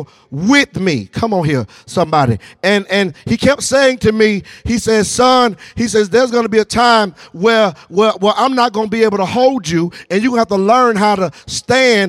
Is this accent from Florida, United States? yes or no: no; Newnan, Georgia, United States; I'm from Noonan, Georgia. Y'all know real down there on the dirt road.